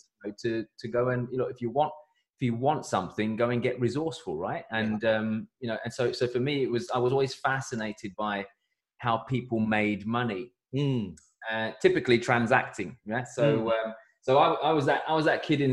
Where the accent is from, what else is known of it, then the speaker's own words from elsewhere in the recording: London, United Kingdom; I grew up in East London with my parents in a very, very modest, small terraced house